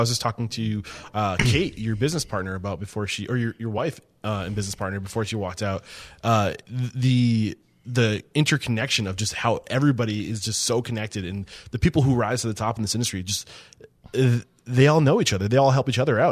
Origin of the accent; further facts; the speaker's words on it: East Kingston, New Hampshire, United States; I'm from East Kingston, like right over the, the bri, the border